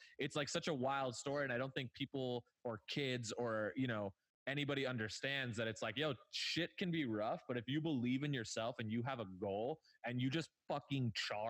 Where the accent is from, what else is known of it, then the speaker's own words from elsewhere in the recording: Agoura Hills, California, United States; we grew up in Agoura Hills, which is a very rich place.